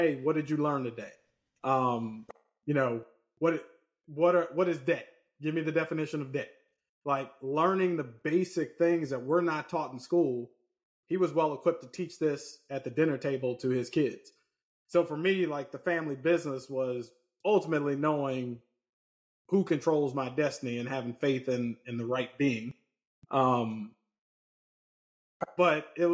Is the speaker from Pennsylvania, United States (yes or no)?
no; Lynchburg, Virginia, United States; also born or lived in Richmond, Virginia; growing up in Lynchburg